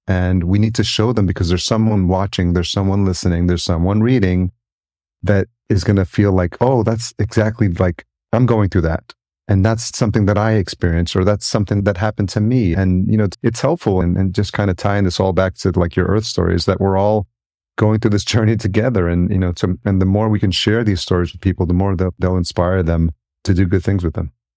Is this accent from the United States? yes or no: yes; Yonkers, New York, United States; I grew up in New York and, uh, just outside in, in Yonkers, New York, and I've lived in New York City